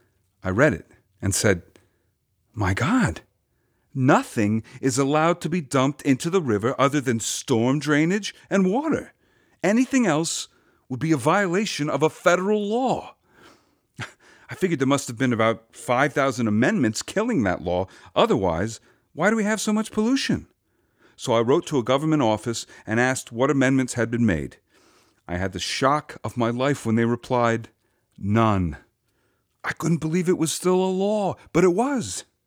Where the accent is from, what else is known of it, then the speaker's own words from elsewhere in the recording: Yonkers, New York, United States; I was born and raised in Yonkers, near the wharf along the river. The riverfront was my playground.